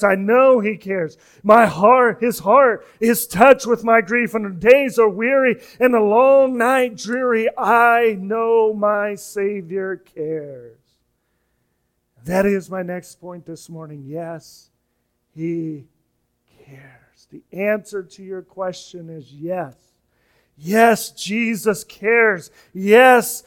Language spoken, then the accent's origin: English; Kansas, United States; moved away; I'm from Kansas. We don't have hurricanes